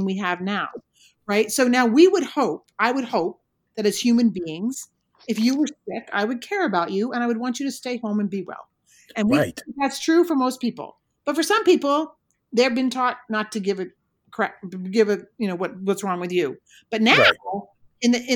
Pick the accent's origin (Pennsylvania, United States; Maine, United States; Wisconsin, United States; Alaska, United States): Maine, United States; I'm a lobster girl because I'm from Maine